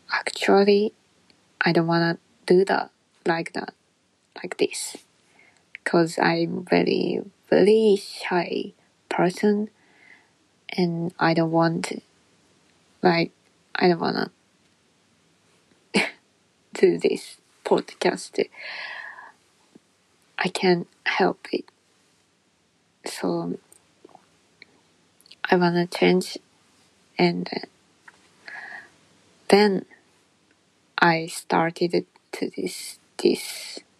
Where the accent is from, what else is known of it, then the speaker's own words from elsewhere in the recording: Japan; English is a second language; I'm Japanese woman